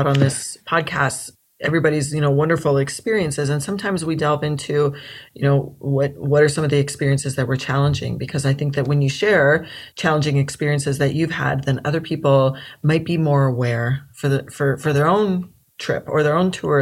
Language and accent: English; Colorado, United States; back in the days when I grew up in Colorado